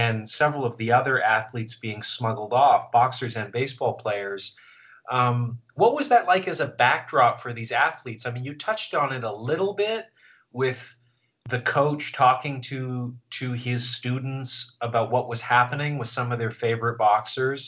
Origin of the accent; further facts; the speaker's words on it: Vancouver, British Columbia, Canada; now in New York, United States; growing up in Vancouver, and I certainly haven't found it living in New York